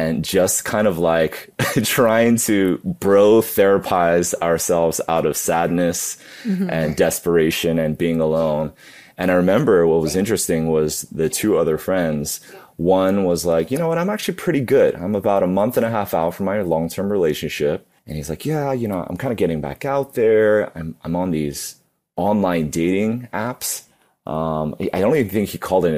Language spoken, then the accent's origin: English; New York City, New York, United States; I grew up in New York City. I was born and raised. I like to call myself a super local because I was born in the city, grew up in Queens